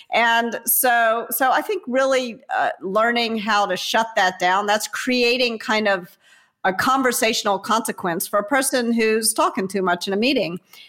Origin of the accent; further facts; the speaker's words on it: the South, United States; the reason why girls rankles when someone calls me a girl is that I was raised in the American South.